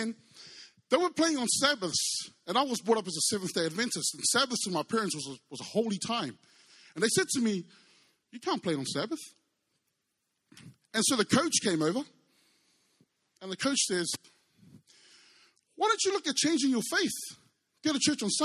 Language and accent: English; New Zealand; I was brought up in New Zealand by Samoan parents.